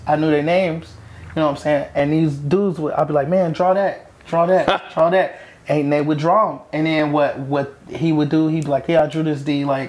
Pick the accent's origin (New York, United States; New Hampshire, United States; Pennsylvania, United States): New York, United States; I'm just talking with my hands I'm from New York.